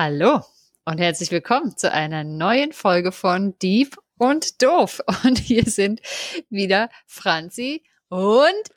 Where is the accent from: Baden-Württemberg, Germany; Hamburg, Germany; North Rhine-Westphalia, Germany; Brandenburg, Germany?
Brandenburg, Germany; home town in; in meinem Heimatort auf einem Weinberg